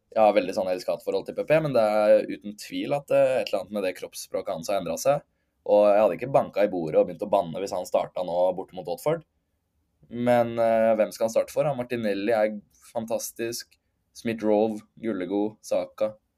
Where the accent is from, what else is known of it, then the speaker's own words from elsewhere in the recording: Norway; moved away as an adult; now in London, United Kingdom; jeg hjemme i Norge